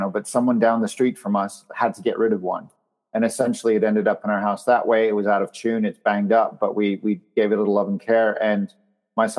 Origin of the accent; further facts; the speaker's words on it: Canada; I grew up in Canada, and our school competed at Epcot Center in Florida